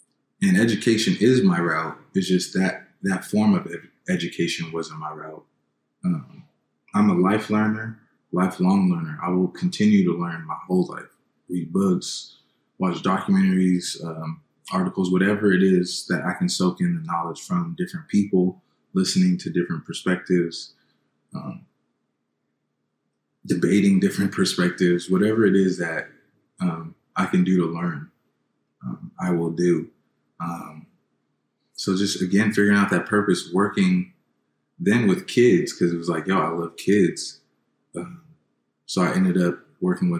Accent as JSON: {"language": "English", "town": "San Diego", "region": "California", "country": "United States", "tie": "born or raised there", "said": "I grew up here in San Diego, born and raised"}